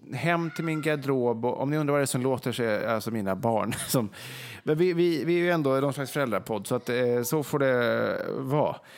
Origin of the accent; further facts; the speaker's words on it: Vegby, Västra Götaland, Sweden; moved away; Nu sitter vi till exempel i Vegby då, där jag är uppvuxen i mina föräldrars hus.